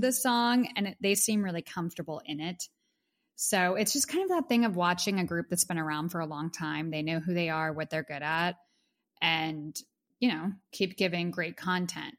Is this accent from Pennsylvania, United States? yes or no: yes; Pittsburgh, Pennsylvania, United States; now in New York City, United States; Pittsburgh, PA, my hometown